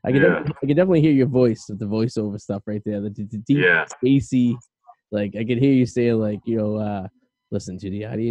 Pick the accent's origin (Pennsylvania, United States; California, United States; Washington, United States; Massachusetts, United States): Massachusetts, United States; Boston; We're Bostonians